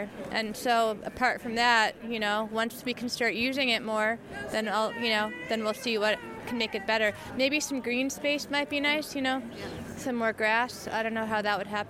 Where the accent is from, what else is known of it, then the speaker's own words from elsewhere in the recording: New York City, New York, United States; moved away as an adult; now in Minneapolis, United States; I'm from New York City